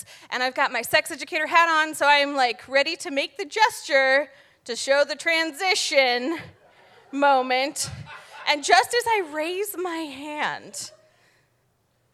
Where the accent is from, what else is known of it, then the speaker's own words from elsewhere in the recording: Connecticut, United States; now in Providence, United States; I'm from Connecticut